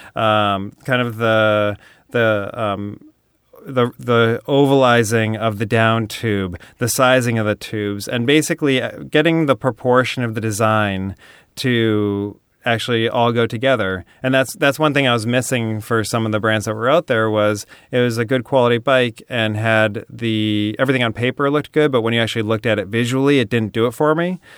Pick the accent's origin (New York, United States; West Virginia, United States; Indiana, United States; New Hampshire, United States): New Hampshire, United States; now in Venice, United States; I grew up in New Hampshire